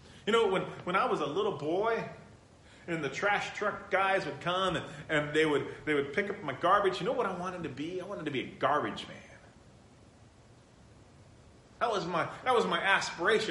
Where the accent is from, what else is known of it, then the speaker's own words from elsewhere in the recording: San Bernardino, California, United States; I was raised in San Bernardino.